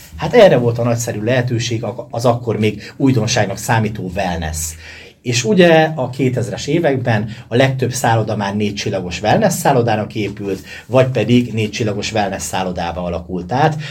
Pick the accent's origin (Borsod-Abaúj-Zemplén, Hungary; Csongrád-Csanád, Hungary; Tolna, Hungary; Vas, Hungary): Borsod-Abaúj-Zemplén, Hungary; Sárospatak; gyerekként a szálloda falai között nőttem fel